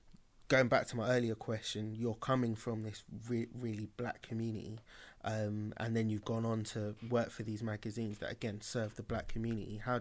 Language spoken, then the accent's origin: English; London, United Kingdom; also born or lived in Camberwell; I was born in East Dulwich